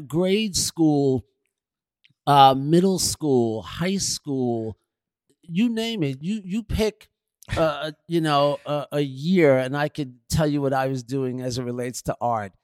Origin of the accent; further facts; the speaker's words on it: New York City, New York, United States; I was from Queens